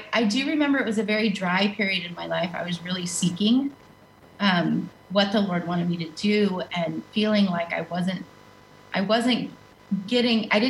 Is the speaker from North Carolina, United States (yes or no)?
yes; Western North Carolina, United States; moved away; I grew up in the mountains of Western North Carolina.